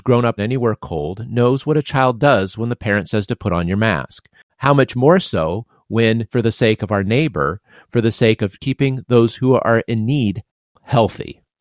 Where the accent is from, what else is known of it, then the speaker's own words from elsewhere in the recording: Midwest, United States; you and I grew up in the Midwest